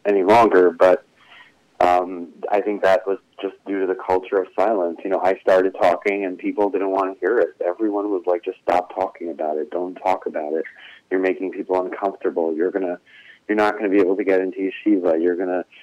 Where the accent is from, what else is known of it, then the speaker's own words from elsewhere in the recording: New York City, New York, United States; I grew up in Crown Heights in the Chabad community